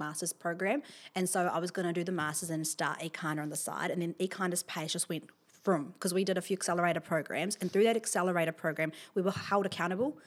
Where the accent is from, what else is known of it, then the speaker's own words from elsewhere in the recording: Wellington, New Zealand; I'm from, here from Wellington. I grew up in Beerenpaw, uh, went to Beerenpaw School